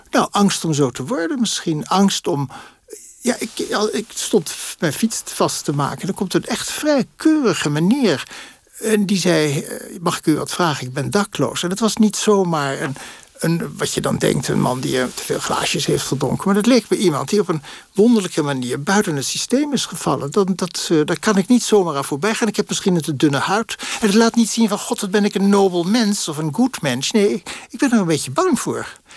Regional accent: Netherlands; also born or lived in Paris; wij dan als Nederlanders

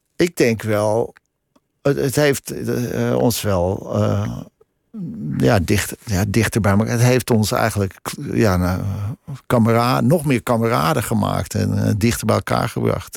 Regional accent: Krommenie, North Holland, Netherlands; also born or lived in Amsterdam; ik heb daar van mijn tiende tot mijn twintigste uh, gewoond in Cromony

